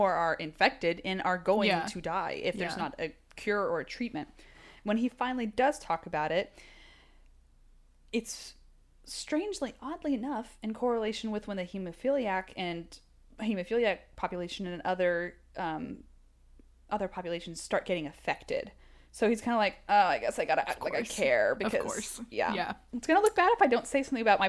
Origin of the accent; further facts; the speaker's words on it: the South, United States; We're from the South, guys. We watched a lot of our own families and friends vote for Trump.